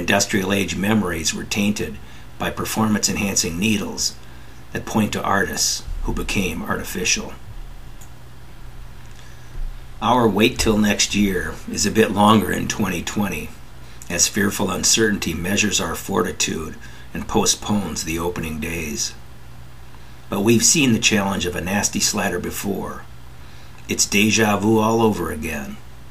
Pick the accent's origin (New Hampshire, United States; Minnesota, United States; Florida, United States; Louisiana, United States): Minnesota, United States; St. Paul; also born or lived in Bloomington, Minnesota; St. Paul